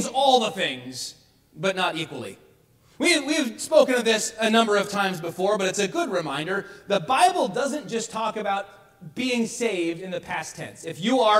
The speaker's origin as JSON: {"language": "English", "town": "Bay City", "country": "United States", "tie": "born or raised there", "said": "growing up in American Baptist Church in Bay City, where I grew up"}